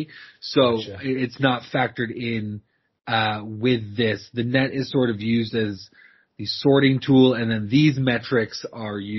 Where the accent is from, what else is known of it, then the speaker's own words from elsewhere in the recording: Oregon, United States; my hometown team, Oregon State